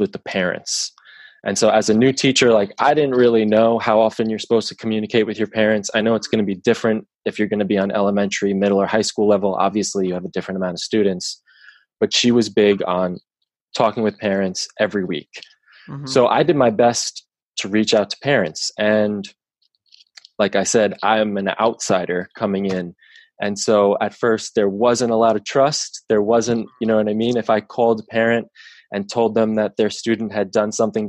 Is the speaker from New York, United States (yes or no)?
yes; Long Island, New York, United States; I grew up, I'm born and raised on Long Island